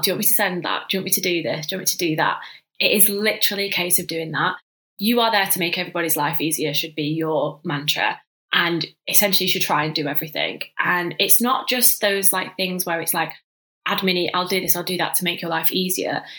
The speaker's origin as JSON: {"language": "English", "town": "Manchester", "region": "North West England", "country": "United Kingdom", "tie": "born or raised there", "moved": "yes", "said": "I'm from Manchester originally, so that's where I grew up in your classic like northern family household"}